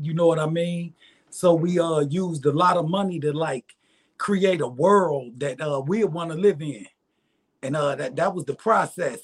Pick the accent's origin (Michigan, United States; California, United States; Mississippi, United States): Michigan, United States; Detroit; moved away as an adult; now in Arkansas, United States; born and raised in Detroit